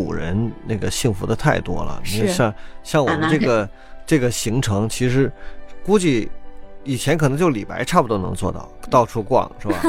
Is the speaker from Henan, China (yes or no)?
no; Ningbo, Zhejiang, China; 我们宁波人是一个，就这个城市非常有特点，它是一个比较顾家的城市